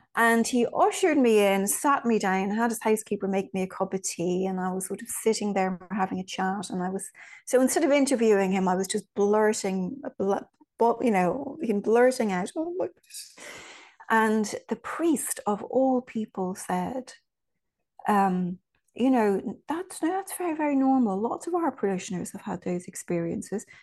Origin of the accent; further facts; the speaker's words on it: Ireland; moved away; also born or lived in Virginia; I was raised in Ireland